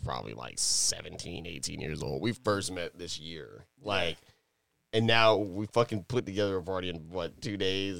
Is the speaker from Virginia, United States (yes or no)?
yes; Virginia, United States; also born or lived in New York; I'm originally from New York, but I grew up in Virginia. So, like, I got to literally, I guess, like you know, I was in New York and at like eight years old, I came down here